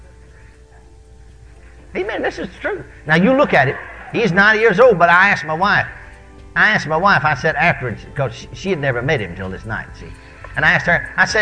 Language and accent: English; McKinney, Texas, United States; moved away; my hometown of McKinney, Texas